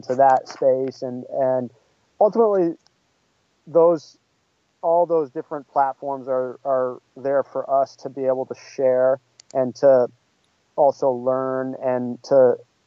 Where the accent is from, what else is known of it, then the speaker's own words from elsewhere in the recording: New England, United States; moved away as an adult; also born or lived in Bakersfield, California; now in Los Angeles, United States; where her and I grew up in New England area